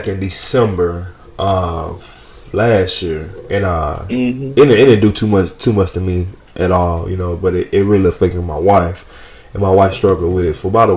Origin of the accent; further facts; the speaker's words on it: Atlanta, Georgia, United States; I am from Atlanta, Georgia